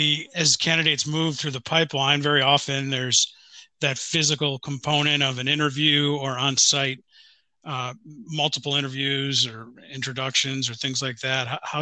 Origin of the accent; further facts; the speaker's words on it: Buffalo, New York, United States; we were both born and raised in Buffalo, New York.